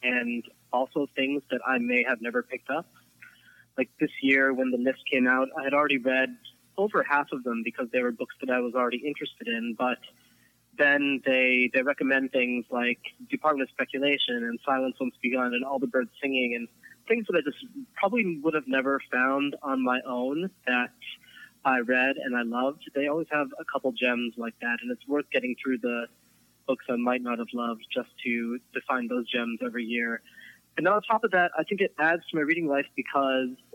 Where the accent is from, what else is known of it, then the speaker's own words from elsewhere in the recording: Philadelphia, Pennsylvania, United States; I am from Philadelphia.